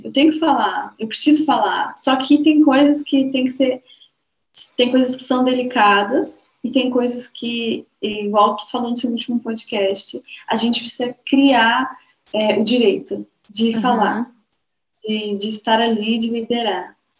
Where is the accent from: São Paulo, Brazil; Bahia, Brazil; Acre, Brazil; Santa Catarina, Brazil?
Santa Catarina, Brazil; Balneário Camboriú; Eu sou de Balneário Camboriú